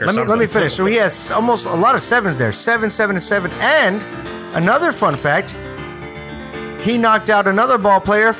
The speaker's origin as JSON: {"language": "English", "region": "North Carolina", "country": "United States", "said": "I'm from North Carolina."}